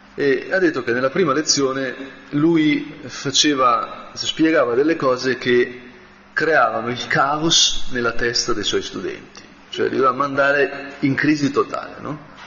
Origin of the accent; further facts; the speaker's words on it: Brianza, Lombardy, Italy; da Brianzolo